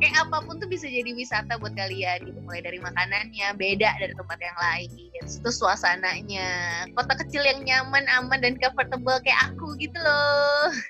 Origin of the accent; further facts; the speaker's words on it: Solok Regency, West Sumatra, Indonesia; kampung halamanku dari Kabupaten Solo, tempat tinggalku di Kota Solo